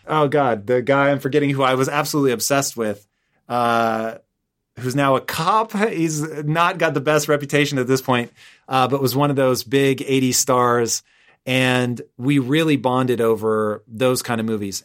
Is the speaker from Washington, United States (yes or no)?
yes; Tacoma, Washington, United States; moved away as an adult; also born or lived in Los Angeles; I grew up in Tacoma. My address was Tacoma. But in reality, I was closer to Puyallup.